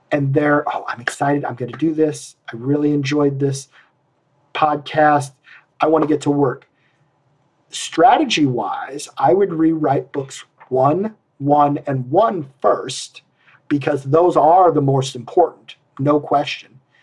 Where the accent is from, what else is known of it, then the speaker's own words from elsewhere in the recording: Iowa, United States; I'm from Iowa because nobody uses the word bushel